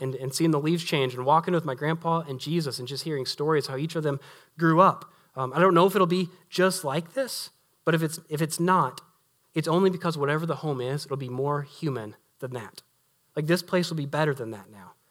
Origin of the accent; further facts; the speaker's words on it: Southern Illinois, United States; moved away; back where I'm from, to be here with, with y'all, like, to be in Southern Illinois